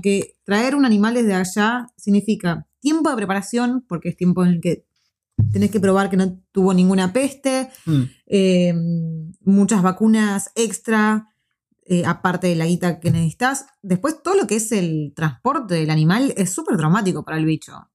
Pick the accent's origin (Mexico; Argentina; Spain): Argentina; moved away as an adult; now in New Zealand; nosotros vivíamos en un barrio que era bastante seguro hasta un año antes que nos viniésemos